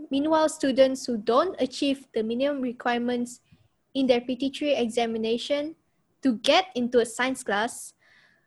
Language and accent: English; Kuching, Sarawak, Malaysia; moved away; Kuching is my hometown